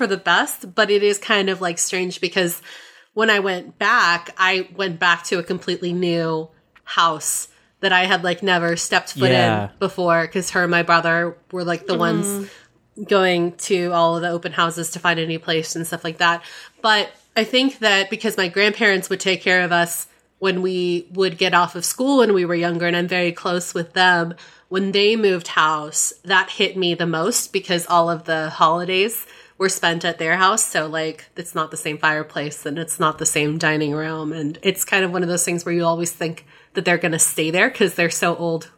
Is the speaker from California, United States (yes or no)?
yes; Mill Valley, California, United States; my hometown, which is a place called Mill Valley, which is very close to San Francisco